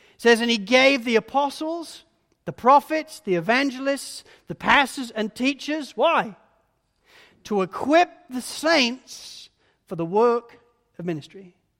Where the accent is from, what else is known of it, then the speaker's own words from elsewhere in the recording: United Kingdom; being British